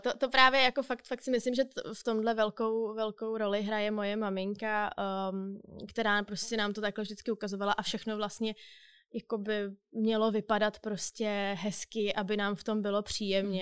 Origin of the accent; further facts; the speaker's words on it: Czechia; bych řekla, že jsem typický Čech, asi nejsem. Ale možná typický moderní Čech nebo typický moderní Evropan